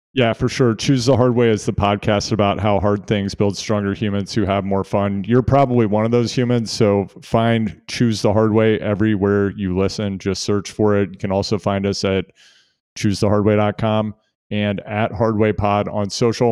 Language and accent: English; United States; as an American cycling fan